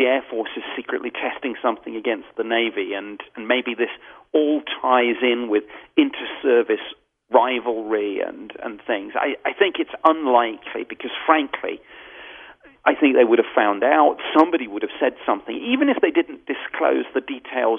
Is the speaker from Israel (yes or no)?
no; United Kingdom; as a Brit